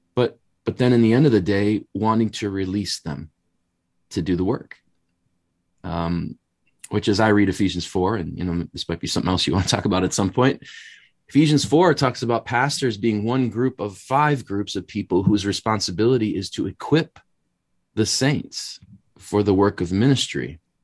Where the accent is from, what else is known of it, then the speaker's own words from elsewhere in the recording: Wisconsin, United States; moved away as an adult; now in Chicago, United States; born and raised in Wisconsin, so just immediately north of Chicago, but moved down here in the mid-nineties